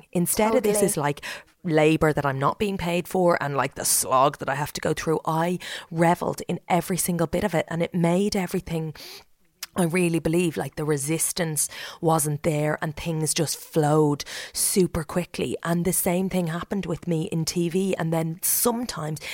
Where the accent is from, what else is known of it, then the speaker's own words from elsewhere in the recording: County Meath, Ireland; I grew up in Meath